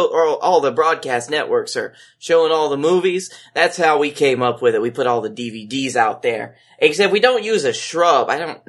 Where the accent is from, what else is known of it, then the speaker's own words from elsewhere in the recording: Canada; Of course, I'm Canadian.